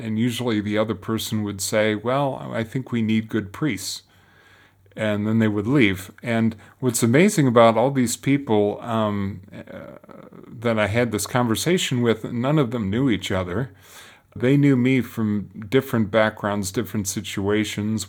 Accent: Detroit, Michigan, United States; moved away as an adult; now in Rome, Italy; I was born and raised in Detroit.

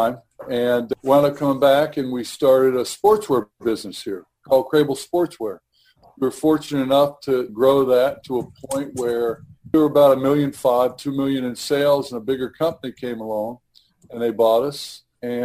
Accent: Cincinnati, Ohio, United States; I was born and raised here in Cincinnati.

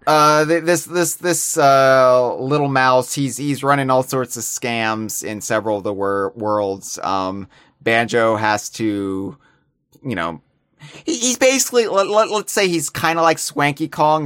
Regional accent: United States; as an American

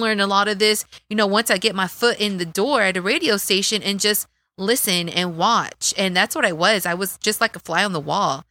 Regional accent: Dallas, Texas, United States; accent: Texas accent; moved away as an adult; also born or lived in Sacramento; I come from East Dallas

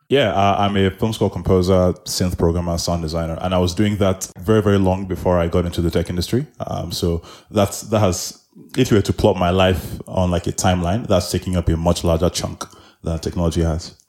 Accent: Nigeria; now in Nairobi, Kenya; I am Nigerian, I live in Nairobi

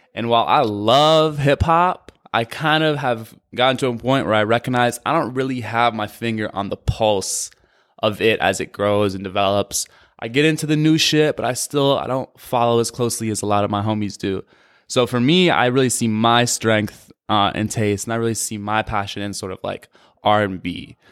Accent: Madison, Wisconsin, United States; I'm from Madison, Wisconsin

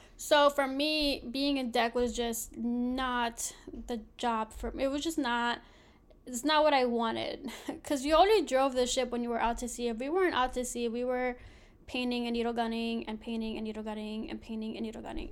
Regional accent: Philadelphia, Pennsylvania, United States; I grew up in Philly, born and raised

